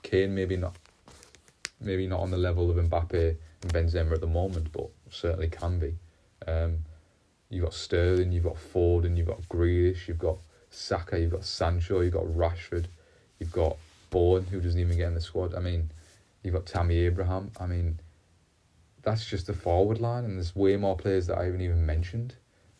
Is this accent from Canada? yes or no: no; England, United Kingdom; I may be biased, I'm English